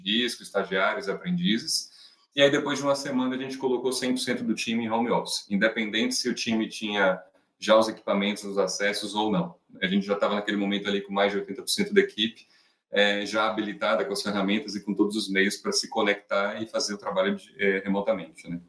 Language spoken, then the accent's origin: Portuguese; Salvador, Bahia, Brazil; moved away as an adult; now in São Paulo, Brazil; sou nascido em Salvador, moro em São Paulo já há alguns anos